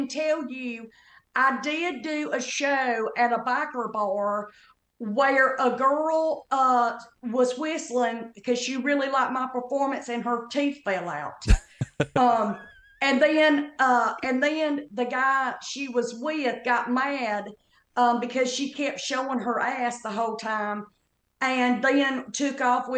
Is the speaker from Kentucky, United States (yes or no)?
yes; Kentucky, United States; accent: Southern